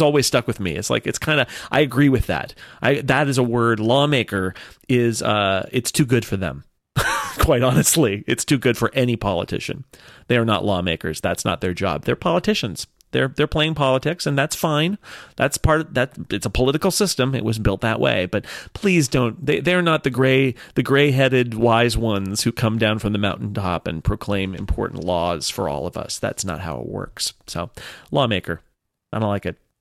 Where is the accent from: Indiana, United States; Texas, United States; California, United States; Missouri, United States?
California, United States; I am Californian